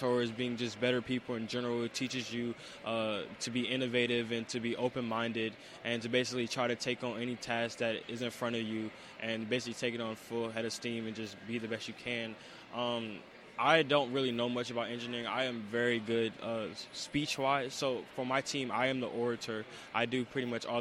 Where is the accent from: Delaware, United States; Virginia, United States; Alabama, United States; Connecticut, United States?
Virginia, United States; Petersburg; I'm from Petersburg, Virginia